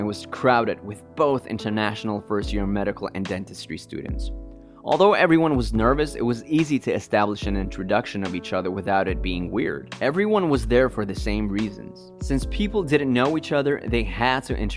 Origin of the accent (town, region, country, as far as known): Sweden; born or raised there; moved away as an adult; now in Riga, Latvia